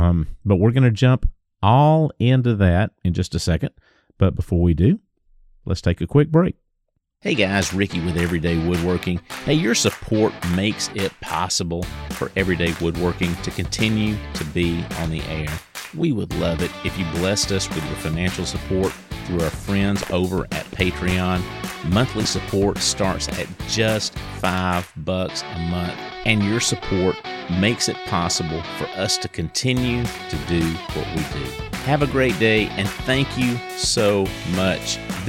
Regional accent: the South, United States; It's tough being a Southerner, brother.

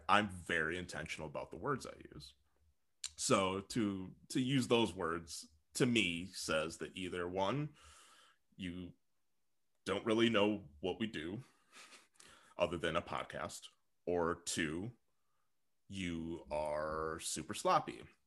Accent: Saint Paul, Minnesota, United States; now in Portland, United States; I'm from Saint Paul

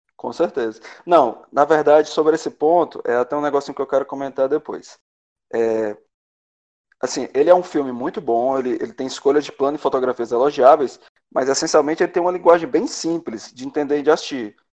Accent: Ceará, Brazil; eu, como bom cearense

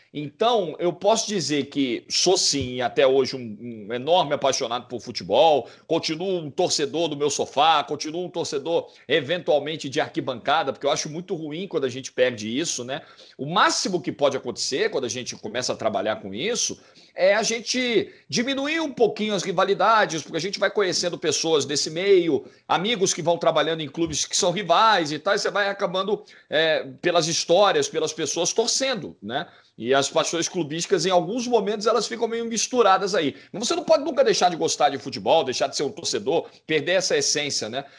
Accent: Rio de Janeiro, Brazil; eu sou da zona norte do Rio

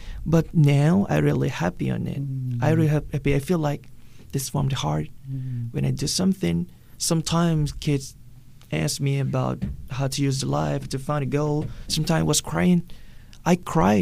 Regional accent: Southern Thailand, Thailand; English is a second language; moved away as an adult; also born or lived in Malaysia; We're born in this place that we speak Thai

